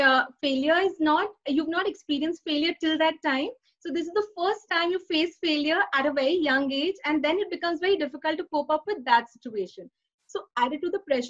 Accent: Pune, Maharashtra, India; I've been born and brought up in Pune, and most of my education, including CA, has been done in Pune

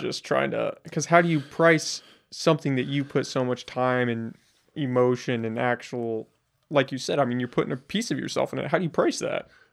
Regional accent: United States; as an American

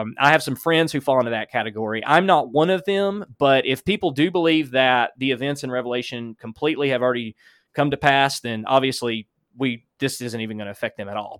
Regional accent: Alabama, United States; accent: Alabama; that's my Alabama accent

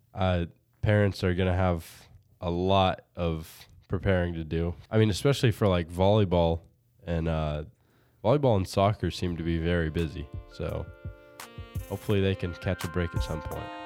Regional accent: Berne, Indiana, United States; also born or lived in Bluffton, Indiana; I then moved to Bern and went to the Mennonite preschool and then went to South Adams ever since.

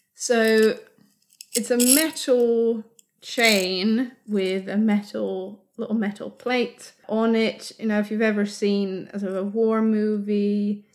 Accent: Sweden; Growing up in Sweden in the 90s and early 2000s

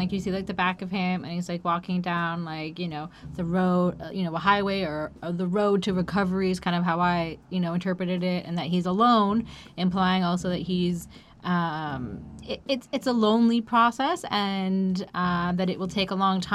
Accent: Canada; As a Canadian

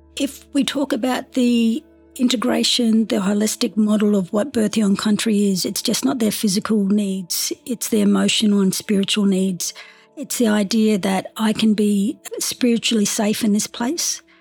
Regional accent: Darwin, Northern Territory, Australia; also born or lived in West Kimberley / Broome / Derby; So born and raised in Darwin, but very much identify as coming from the West Kimberley

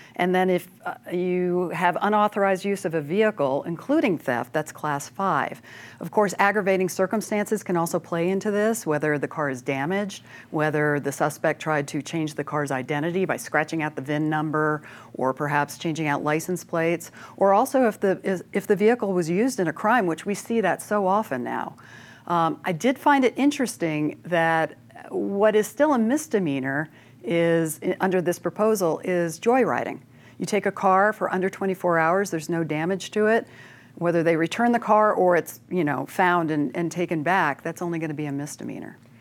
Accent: Gunnison, Colorado, United States; I am from Gunnison

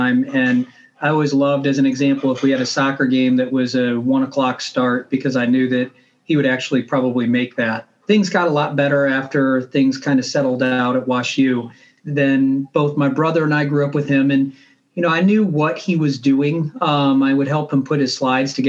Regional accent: St. Louis, Missouri, United States; I grew up in St. Louis

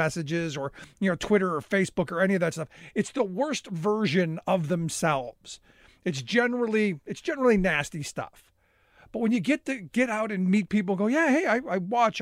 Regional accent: Cleveland, Ohio, United States; growing up in Cleveland, I watched deindustrialization happen.

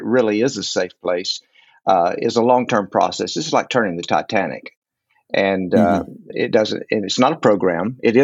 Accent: West Texas, United States; also born or lived in Fort Lauderdale, Florida; now in Fort Worth, United States; I grew up out in West Texas

